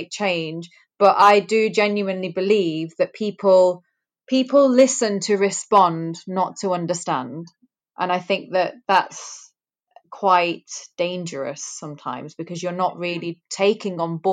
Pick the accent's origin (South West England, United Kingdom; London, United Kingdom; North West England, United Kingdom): North West England, United Kingdom; Greater Manchester; I'm first generation in the UK. My parents were immigrants. My dad is from Africa. My mum is from India. They had a very, very traditional arranged marriage. So I was born in Greater Manchester